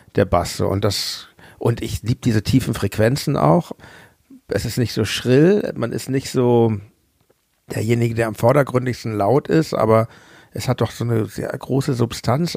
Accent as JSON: {"language": "German", "region": "Hamburg", "country": "Germany", "said": "Ich komme ja aus Hamburg"}